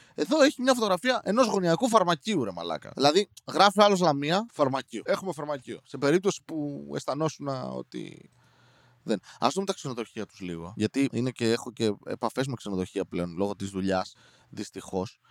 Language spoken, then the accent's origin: Greek; Serres, Central Macedonia, Greece; είμαι από Σέρε